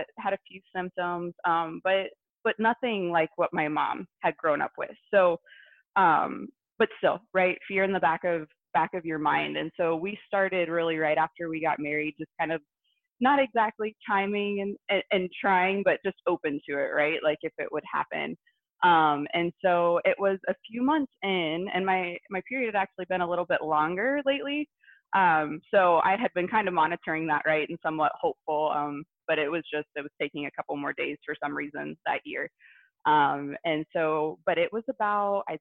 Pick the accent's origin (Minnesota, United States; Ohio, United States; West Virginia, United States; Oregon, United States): Ohio, United States; Southwest; I'm actually from Southwest Ohio area